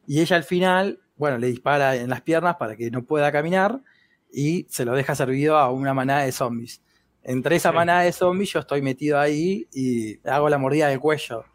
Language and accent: Spanish; Argentina; soy muy argentino